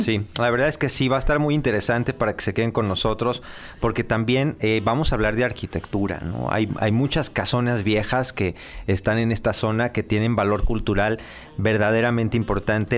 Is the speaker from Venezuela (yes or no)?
no; Mexico; tú y yo somos malos mexicanos